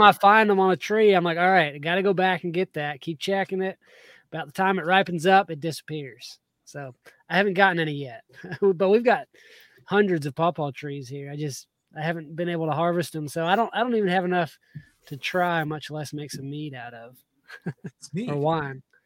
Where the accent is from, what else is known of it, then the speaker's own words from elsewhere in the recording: South Georgia, United States; moved away; I grew up in South Georgia